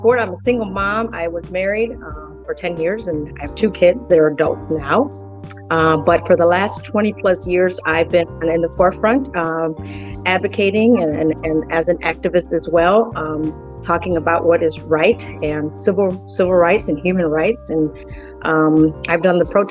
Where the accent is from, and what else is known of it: Gary, Indiana, United States; born or raised there; first language Spanish; English is a second language; also born or lived in Mexico